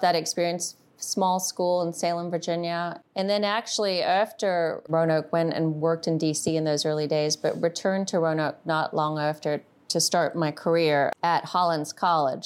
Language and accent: English; Zimbabwe; now in United States; I grew up in Zimbabwe